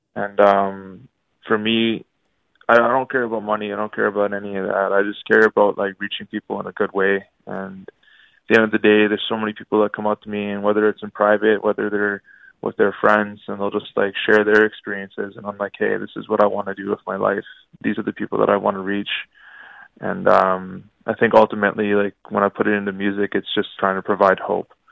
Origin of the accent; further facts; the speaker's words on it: Ottawa, Ontario, Canada; I was born and raised in Ottawa, but, uh, I'm actually Ojibwe from the Tatchuan First Nation